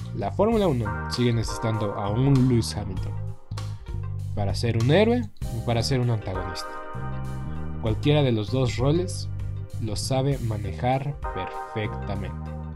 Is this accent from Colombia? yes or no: no; Mexico